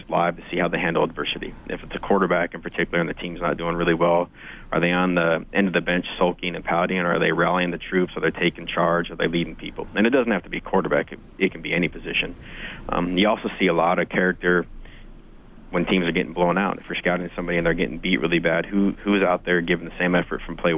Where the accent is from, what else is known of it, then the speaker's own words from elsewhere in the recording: Great Falls, Montana, United States; also born or lived in Ottawa; now in Edmonton, Canada; I'm a Montana boy. I was born and raised in Great Falls, Montana.